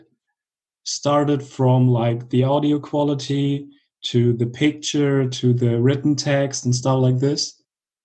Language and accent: English; Germany; moved away; also born or lived in Madrid; I'm from Germany.